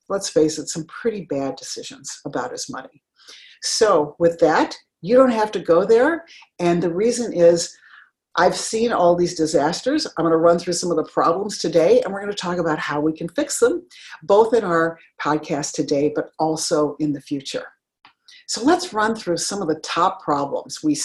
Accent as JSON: {"language": "English", "town": "Denver", "region": "Colorado", "country": "United States", "tie": "born or raised there", "said": "I grew up in Denver, Colorado, went to undergrad and to law school there."}